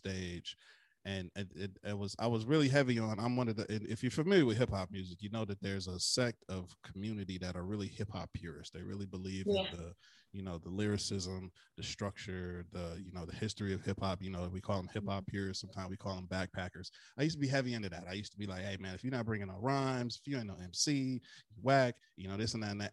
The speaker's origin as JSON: {"language": "English", "town": "Flint", "region": "Michigan", "country": "United States", "tie": "born or raised there", "said": "my hometown of Flint, Michigan"}